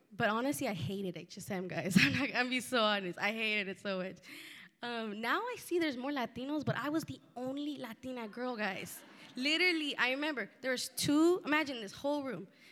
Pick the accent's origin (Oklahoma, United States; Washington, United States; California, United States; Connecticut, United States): California, United States; Santa Ana; also born or lived in Fullerton, California / Pomona, California; I grew up in Santa Ana with a single mother, along with my older brother and sister.